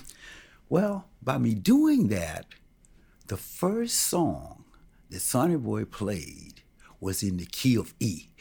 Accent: Milwaukee, Wisconsin, United States; also born or lived in Carthage, Mississippi; I was born in Carthage, Mississippi, but I came to Milwaukee real early.

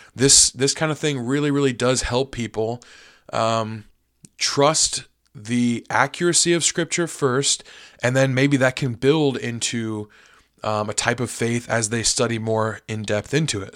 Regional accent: United States; as an American

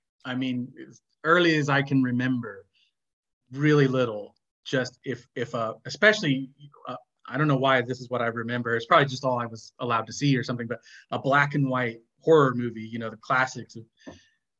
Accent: Midwest, United States; moved away as an adult; also born or lived in Indiana; now in Glasgow, United Kingdom; a little Midwestern kid

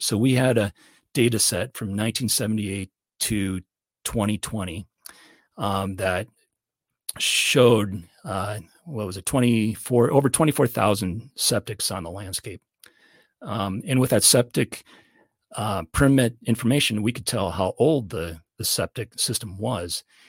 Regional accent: Iowa, United States; moved away as an adult; now in Montana, United States; I'm originally a, a flatlander from Iowa, and so I was born and raised

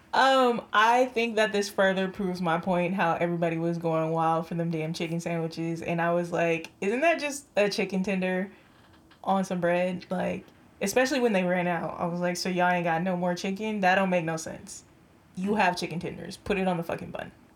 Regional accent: San Jose, California, United States; accent: country; I am born and raised San Jose, California.

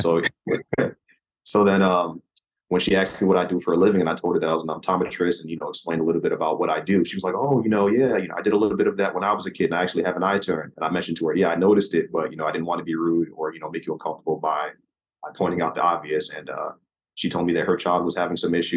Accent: Manchester, Connecticut, United States; moved away as an adult; also born or lived in Hartford, Connecticut / Chicago / Midwest; So I was born in Hartford, Connecticut, raised in Manchester, Connecticut, which is in the same county as Hartford

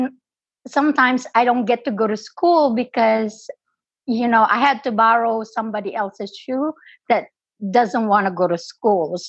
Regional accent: Philippines; moved away as an adult; now in United States; I'm an immigrant in this country. I was born in the Philippines. I came to this country when I was 27 years old

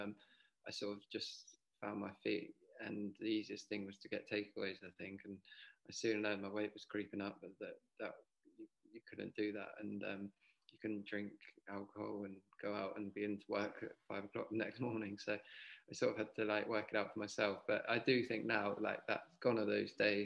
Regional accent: Devon, South West England, United Kingdom; I was a boy from Devon

